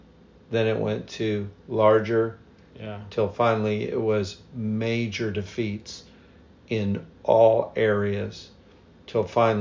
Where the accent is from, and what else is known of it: United States